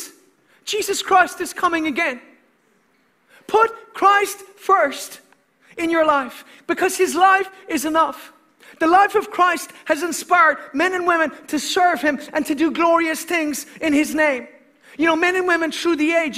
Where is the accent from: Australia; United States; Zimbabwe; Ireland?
Ireland; as an Irishman